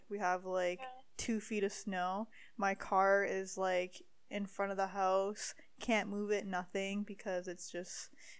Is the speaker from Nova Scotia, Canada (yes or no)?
no; Timmins, Ontario, Canada; accent: Timmins; Everyone's gonna know I'm from Timmins.